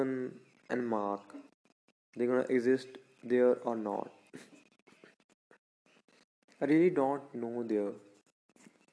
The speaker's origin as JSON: {"language": "English", "region": "Punjab", "country": "India", "said": "I'm from Punjab."}